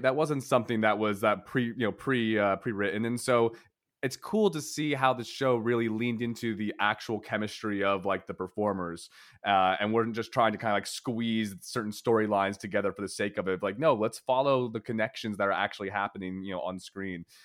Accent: Philadelphia, Pennsylvania, United States; my childhood diner growing up in Philadelphia was a place called Lanark Diner

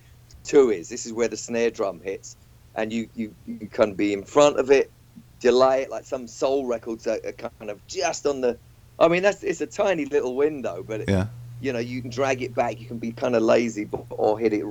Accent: Walthamstow, London, United Kingdom; I grew up in Walthamstow

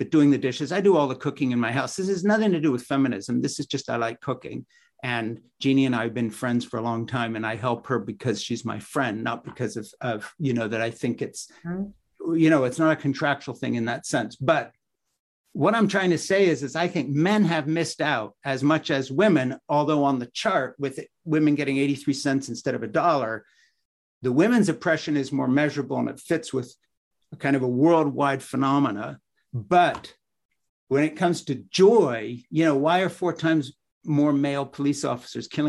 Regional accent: Switzerland; moved away; the village I grew up in Switzerland

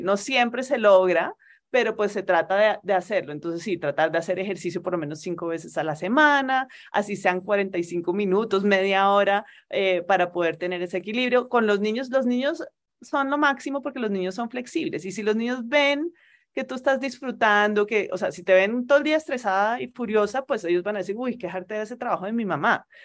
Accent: Colombia; moved away as an adult; also born or lived in Spain / Turkey; Mi marido y yo ambos somos colombianos, ambos teníamos toda nuestra familia aquí en Colombia

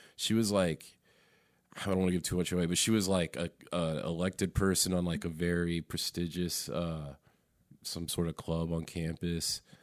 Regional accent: Raleigh, North Carolina, United States; I'm from Raleigh. I'm from here, North Carolina. I've never left North Carolina either

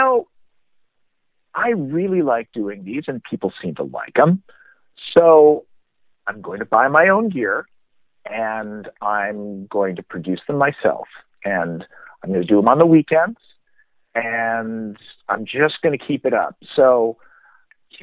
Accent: Minnesota, United States; I grew up in Minnesota

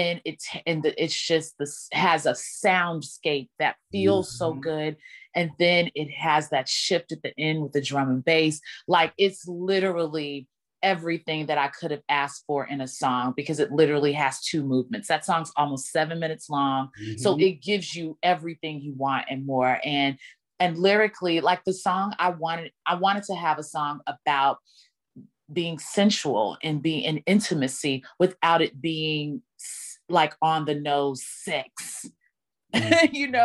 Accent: Dallas, Texas, United States; my hometown in Dallas

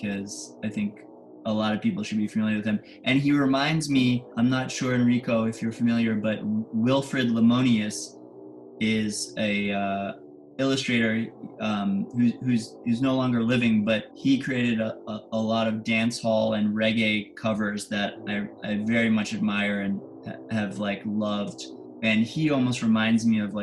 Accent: New York City, New York, United States; I was born in Soho. So I grew up partially in Soho and then partially by Union Square.

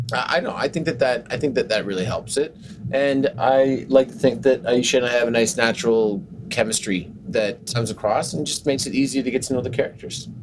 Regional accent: Canada; moved away; the Canadian in me

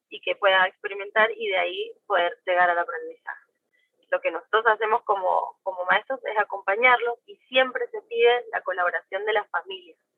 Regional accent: Argentina; De Argentina.

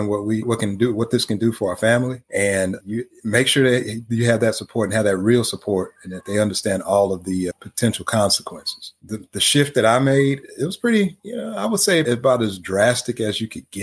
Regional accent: Houston, Texas, United States; I'm from Houston

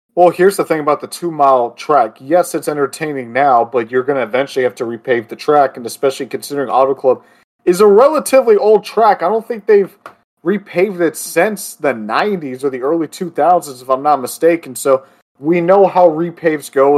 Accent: Florida, United States; my home state of Florida

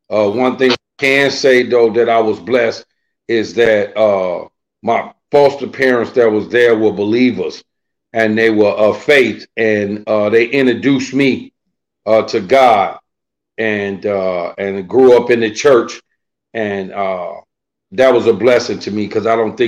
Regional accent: Chicago, Illinois, United States; Well, you know, Chicago is a huge place. And Chicago also has different suburbs surrounding it. Me personally, I was raised in a foster home.

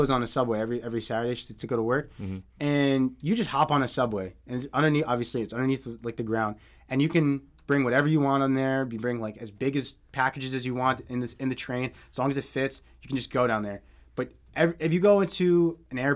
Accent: United States; we're like American

